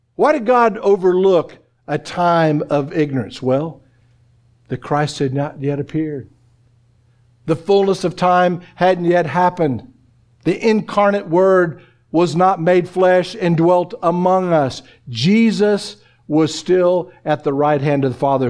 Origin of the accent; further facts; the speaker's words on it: Oklahoma, United States; moved away; I'm from Oklahoma